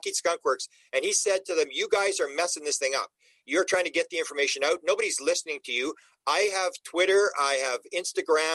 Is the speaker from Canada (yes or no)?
yes; Canada; I'm Canadian